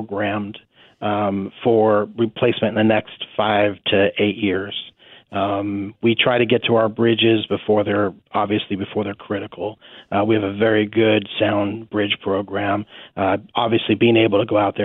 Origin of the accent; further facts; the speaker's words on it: San Diego, California, United States; now in Sedgwick County, Kansas, United States; Originally, I'm from San Diego, California.